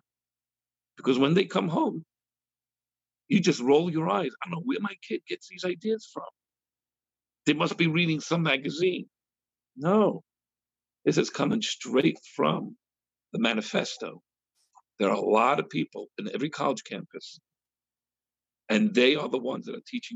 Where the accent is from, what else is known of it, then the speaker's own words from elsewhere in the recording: United States; We Americans